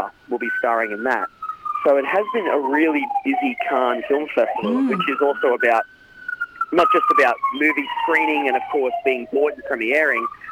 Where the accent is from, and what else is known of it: Australia; now in United States